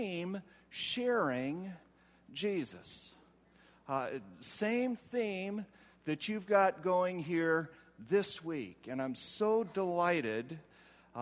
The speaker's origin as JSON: {"language": "English", "region": "Ohio", "country": "United States", "said": "I come from Ohio. Where it is so flat"}